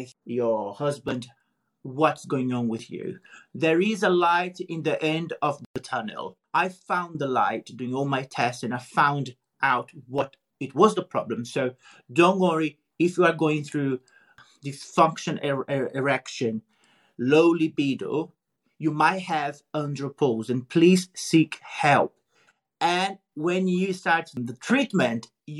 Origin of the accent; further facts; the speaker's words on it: Brazil; moved away; also born or lived in United Kingdom; the first Brazilian male to be on a Playboy